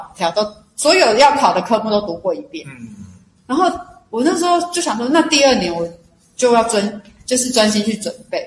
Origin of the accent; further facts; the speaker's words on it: Taipei, Taiwan; now in Taichung, Taiwan; 因为我是台北的孩子